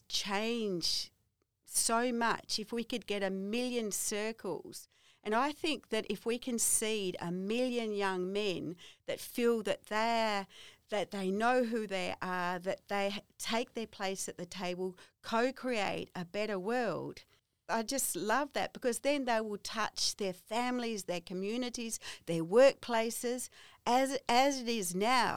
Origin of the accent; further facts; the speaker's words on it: Kangaroo Island, South Australia, Australia; I come from Kangaroo Island